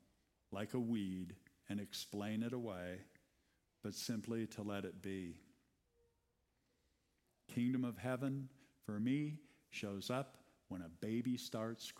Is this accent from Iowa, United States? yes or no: yes; Iowa, United States; I grew up in Iowa.